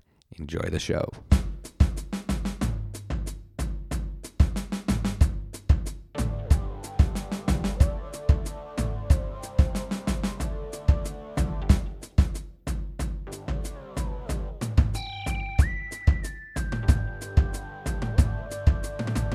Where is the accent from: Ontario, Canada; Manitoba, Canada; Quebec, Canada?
Quebec, Canada; Montreal; I grew up in Montreal